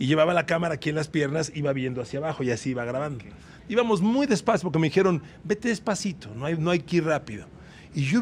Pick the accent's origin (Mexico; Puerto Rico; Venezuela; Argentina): Mexico; Hola, somos de México.